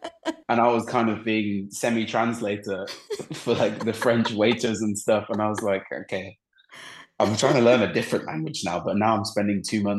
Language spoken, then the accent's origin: English; England, United Kingdom; especially growing up in England, you're very comfortable, like around the language, around everything, like you're fine.